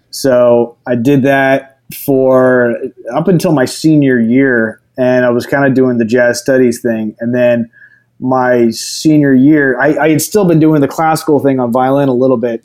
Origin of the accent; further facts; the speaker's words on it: Houston, Texas, United States; also born or lived in New Orleans, Louisiana / Denton, Texas; moved to Houston and lived in Houston till I was 18